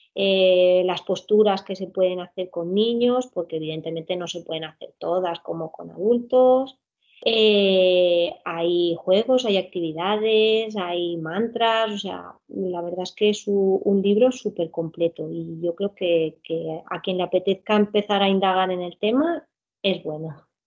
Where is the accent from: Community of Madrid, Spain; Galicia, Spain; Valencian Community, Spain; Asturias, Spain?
Valencian Community, Spain; Alcoy; vivo y soy de aquí, no, no me he movido. Soy de Alcoy, Alicante